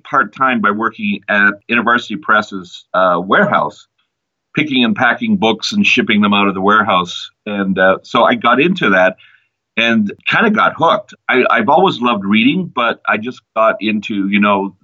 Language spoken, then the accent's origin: English; Ottawa, Ontario, Canada; also born or lived in Toronto; I grew up in Ottawa. I moved to Toronto eventually.